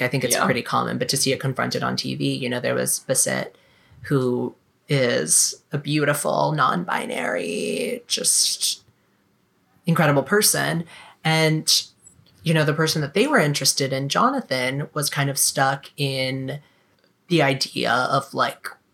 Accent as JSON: {"language": "English", "region": "South Carolina", "country": "United States", "tie": "born or raised there", "also_born_or_lived": "Florida", "moved": "as an adult", "said": "growing up in South Carolina, going to college in Florida"}